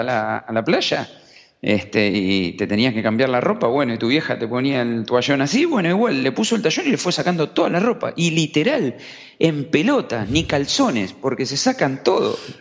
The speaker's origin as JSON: {"language": "Spanish", "country": "Argentina", "said": "venimos de Argentina"}